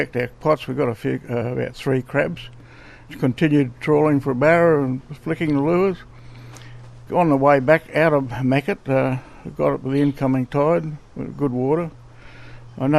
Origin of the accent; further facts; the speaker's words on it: Northern Territory, Australia; also born or lived in Pine Creek / Alice Springs / Darwin; I'm from Woolagi. I'm 81 years of age, and I've lived in the Territory just about all my life. I went to school in Pine Creek and Alice Springs and Darwin.